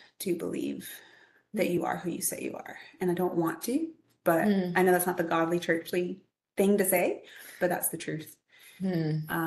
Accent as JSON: {"language": "English", "area": "Greenville-Spartanburg area", "region": "South Carolina", "country": "United States", "tie": "born or raised there", "said": "I grew up in Greenville-Spartanburg area"}